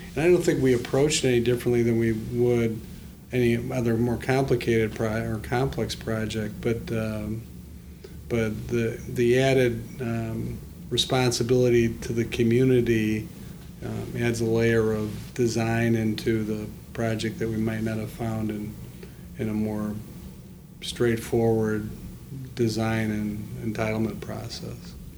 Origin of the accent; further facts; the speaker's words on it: Evanston, Illinois, United States; I grew up in Evanston.